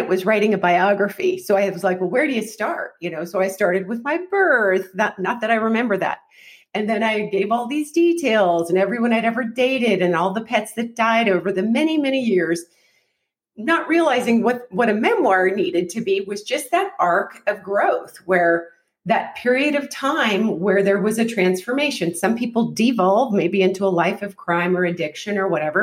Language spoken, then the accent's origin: English; Alaska, United States; moved away; I am from Alaska.